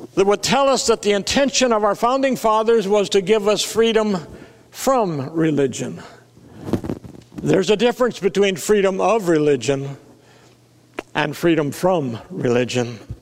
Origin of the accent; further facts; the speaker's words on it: South Dakota, United States; I was raised in South Dakota